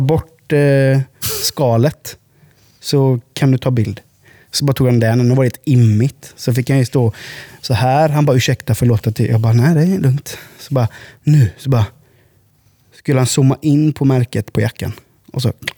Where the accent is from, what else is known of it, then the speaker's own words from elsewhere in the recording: Sweden; also born or lived in Huskvarna; now in Habo, Sweden; som svenskar